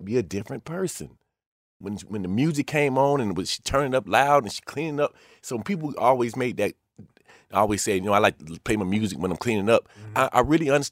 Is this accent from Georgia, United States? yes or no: yes; Atlanta, Georgia, United States; I was born in Atlanta